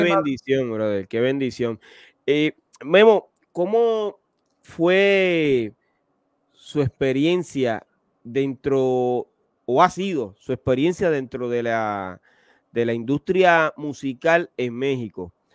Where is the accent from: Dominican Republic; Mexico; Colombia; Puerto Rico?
Puerto Rico; yo soy de Puerto Rico, que es la cuna del reggaetón